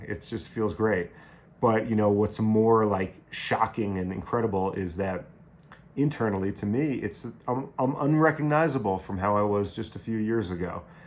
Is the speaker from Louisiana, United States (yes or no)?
no; Long Island, New York, United States; moved away as an adult; also born or lived in Buffalo / Caribbean; growing up on Long Island